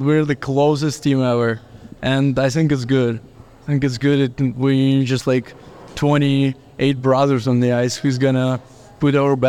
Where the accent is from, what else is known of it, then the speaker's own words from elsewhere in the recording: Kyiv, Ukraine; English is a second language; moved away as an adult; now in Pueblo, United States; I'm from Ukraine, Kiev. And I got here only this year. It's my third month here.